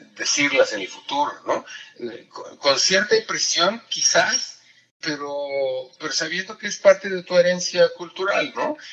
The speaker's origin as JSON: {"language": "Spanish", "country": "Mexico", "first_language": "Spanish", "moved": "as an adult", "lives_now": "Austria", "said": "yo soy mexicano"}